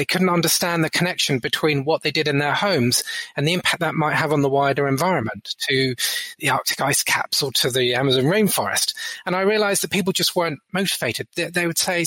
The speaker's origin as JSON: {"language": "English", "town": "Brighton", "region": "South East England", "country": "United Kingdom", "tie": "born or raised there", "said": "I grew up in Brighton in England"}